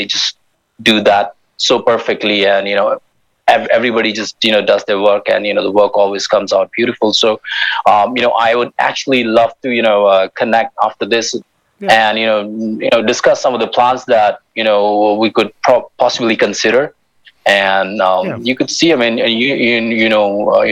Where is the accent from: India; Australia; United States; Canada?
India; Himalayas; we're constructing a library in the Himalayas at around like 2,400 meters, and that's in my hometown